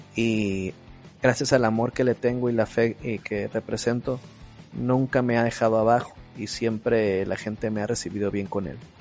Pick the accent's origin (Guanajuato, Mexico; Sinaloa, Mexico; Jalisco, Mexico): Sinaloa, Mexico; Culiacán; Yo nací aquí en Culiacán, Sinaloa.